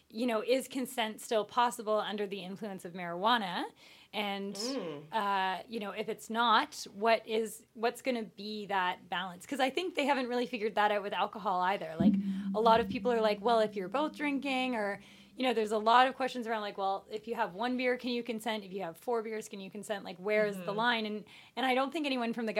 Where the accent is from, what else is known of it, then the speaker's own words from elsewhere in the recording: Arizona, United States; moved away; I grew up with that in Arizona